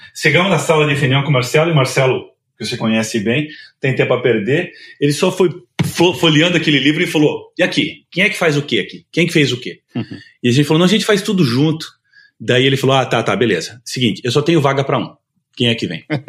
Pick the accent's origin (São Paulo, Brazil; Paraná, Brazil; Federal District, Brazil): Paraná, Brazil; Curitiba; eu sou de Curitiba